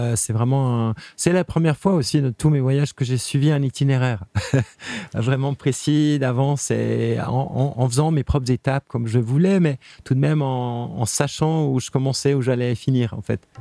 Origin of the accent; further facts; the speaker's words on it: Geneva, Switzerland; je suis né à Genève